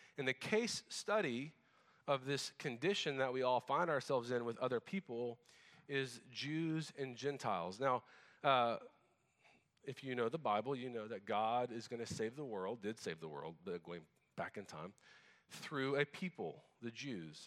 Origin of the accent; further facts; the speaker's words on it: United States; also born or lived in Japan; as an American